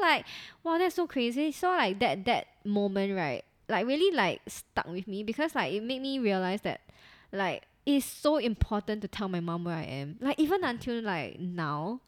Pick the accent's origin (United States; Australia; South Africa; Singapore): Singapore; we come from Singapore where our education system is really quite strict